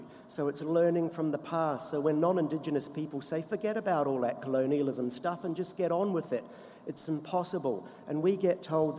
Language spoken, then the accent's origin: English; New Zealand; now in Australia; as a New Zealander